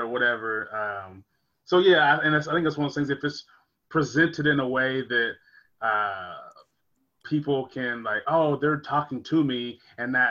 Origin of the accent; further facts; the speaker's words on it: United States; I'm an American